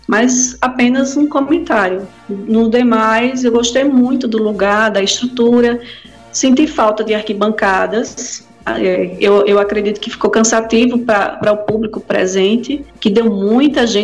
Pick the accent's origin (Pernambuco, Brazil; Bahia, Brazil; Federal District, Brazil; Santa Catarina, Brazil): Pernambuco, Brazil; Recife; now in João Pessoa, Brazil; Eu sou, eu trabalho, moro aqui em João Pessoa, mas eu sou pernambucana, nasci lá em Recife.